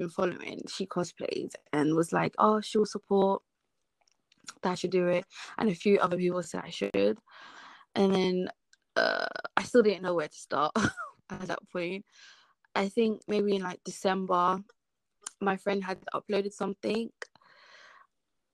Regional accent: London, United Kingdom; moved away as an adult; now in South East England, United Kingdom; I grew up in London, but I don't live in London no more

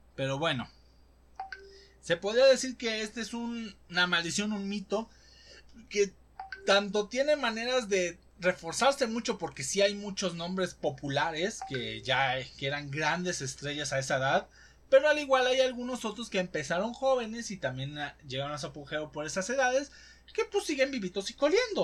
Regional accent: Mexico; los que somos mexicanos

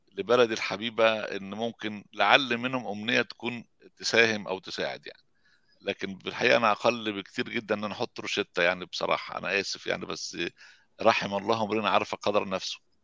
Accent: Egypt; now in Sweden; احنا عندنا في مصر

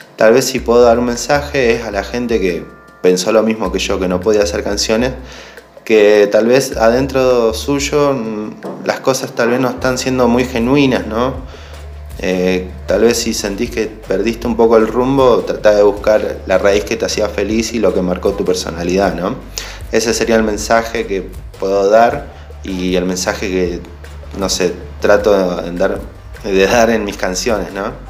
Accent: San Carlos de Bariloche, Río Negro, Argentina; soy de Bariloche

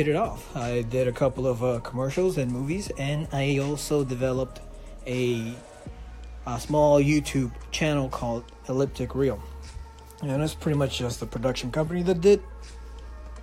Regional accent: Puerto Rico; moved away as an adult; I am a native from Puerto Rico. I left the island in 2006 to study film, and I've been outside the island since, and I actually came back to the island

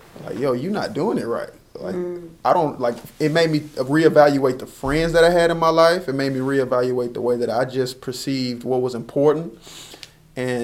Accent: Texas, United States; growing up in Texas

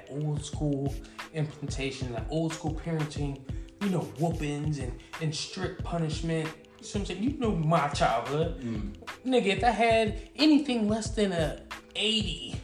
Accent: Atlanta, Georgia, United States; I'm from Atlanta

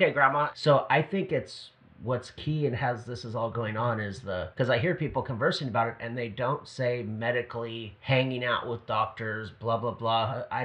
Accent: Hawaii, United States; I'm from Hawaii

